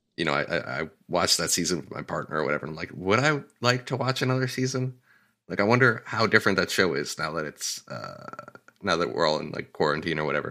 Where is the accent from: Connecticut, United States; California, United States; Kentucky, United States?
Connecticut, United States; moved away as an adult; now in Los Angeles, United States; I moved away from Connecticut after college